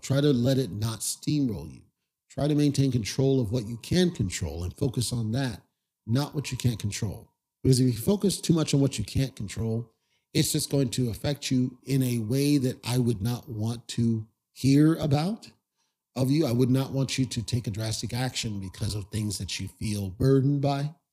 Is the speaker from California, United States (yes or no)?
yes; Southern California, United States; I grew up in Southern California where we didn't get snow